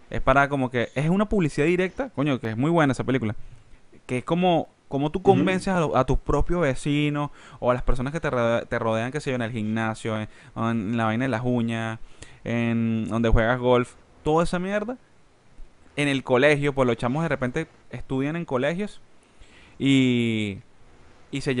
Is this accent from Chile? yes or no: no; Spain; Soy español.